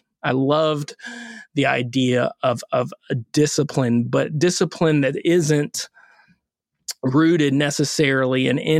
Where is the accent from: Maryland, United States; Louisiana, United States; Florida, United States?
Florida, United States; Orlando; We grew up in Orlando.